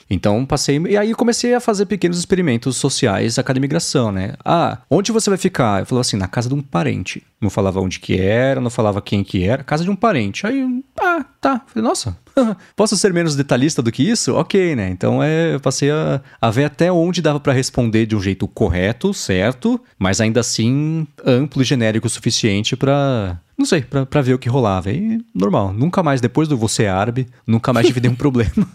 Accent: Brazil; Eu nasci no Brasil, eu sou brasileiro, família lá atrás, é do Líbano

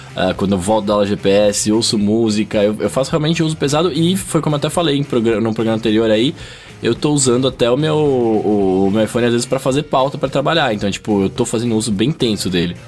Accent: São Paulo, Brazil; eu sou de São Paulo

